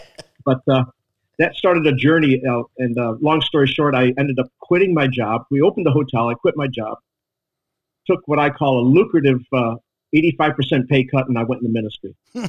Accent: United States; I'm only a second generation American. All my family's from Northern Ireland

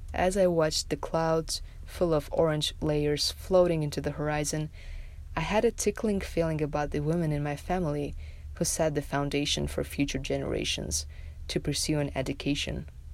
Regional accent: Tajikistan; moved away as an adult; now in Las Vegas, United States; in my home country of Tajikistan

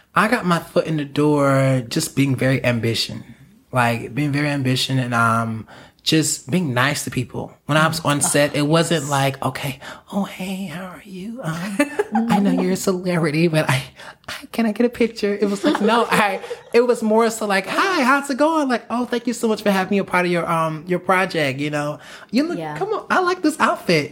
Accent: South Carolina, United States; moved away as an adult; now in Los Angeles, United States; I'm from South Carolina.

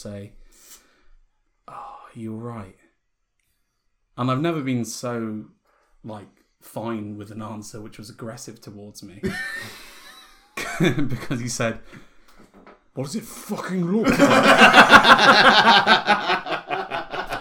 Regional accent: Wales, United Kingdom; as a Welshman

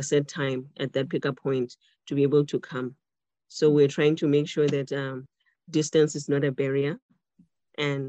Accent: Botswana; now in Cape Town, South Africa; I am Tswana, I'm from Botswana and I speak Setswana, an official language here

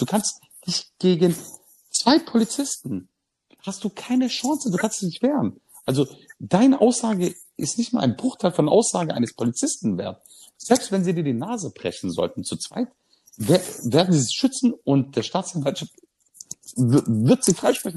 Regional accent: Germany; als Deutscher mit Migrationshintergrund

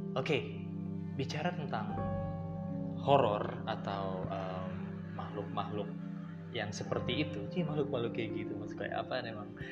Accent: Depok, West Java, Indonesia; di kampungan gue tuh di daerah Cagar Alam Depok situ anak Depok

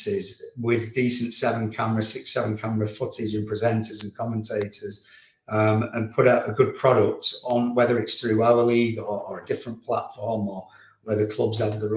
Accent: Leigh, North West England, United Kingdom; I'm Lee through and through

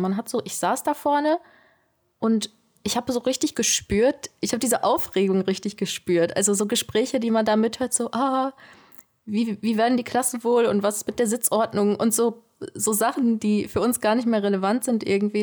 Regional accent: near Duisburg, North Rhine-Westphalia, Germany; moved away; ich komme nicht hier aus der Region, ich komme vom Niederrhein, äh, Richtung Duisburg da die Ecke.

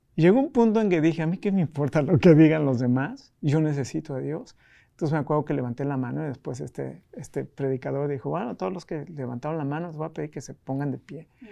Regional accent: Mexico City, Mexico; moved away as an adult; also born or lived in United States; yo nací en la Ciudad de México

